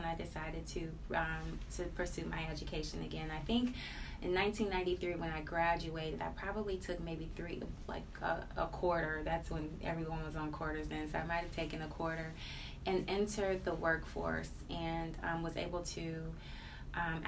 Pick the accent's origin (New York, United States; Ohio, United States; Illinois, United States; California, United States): Ohio, United States; Cleveland; I grew up in the inner city, Martin Luther King and Union. I am a product of Cleveland Public Schools